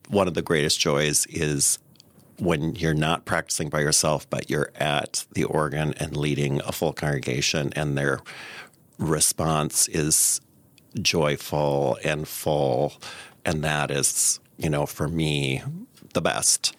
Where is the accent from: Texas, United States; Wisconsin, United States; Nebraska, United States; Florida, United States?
Nebraska, United States; I grew up in Nebraska, the son of a Lutheran pastor.